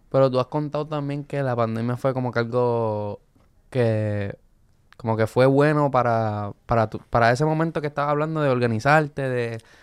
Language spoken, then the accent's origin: Spanish; Luquillo, Puerto Rico; Yo dije Luquillo